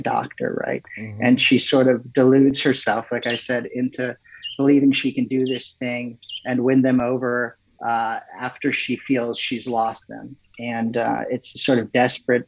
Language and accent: English; McLean, Virginia, United States; growing up where I grew up in Northern Virginia